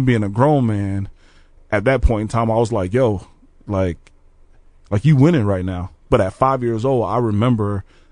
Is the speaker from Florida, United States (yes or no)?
yes; Orange Park, Florida, United States; also born or lived in Jacksonville, Florida; now in Peoria, United States; I'm originally from Orange Park, Florida, which is right next to Jacksonville. Spent the time in both areas. Okay. So I grew up in a neighborhood called Florida Circle.